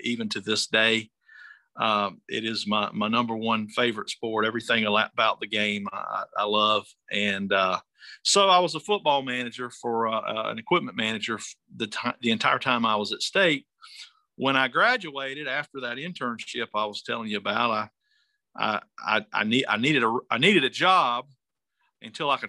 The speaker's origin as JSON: {"language": "English", "town": "Bentonville", "region": "North Carolina", "country": "United States", "tie": "born or raised there", "moved": "as an adult", "lives_now": "South Carolina, United States", "said": "I grew up in North Carolina, in a little place called Bentonville"}